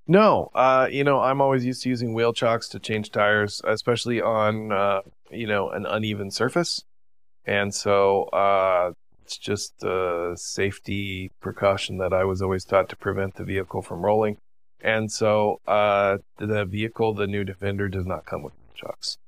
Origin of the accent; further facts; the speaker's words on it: United States; growing up in the United States